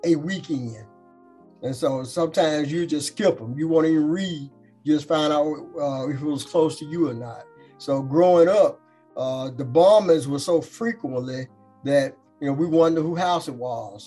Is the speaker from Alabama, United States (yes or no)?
yes; Birmingham, Alabama, United States; I grew up on College Hills. That's the official name of the neighborhood.